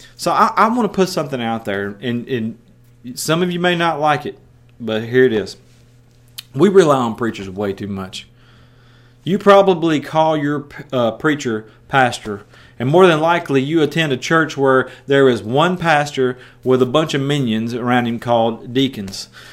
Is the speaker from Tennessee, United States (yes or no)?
yes; West Tennessee, United States; accent: country; moved away as an adult; also born or lived in Osceola, Iowa; I'm from West Tennessee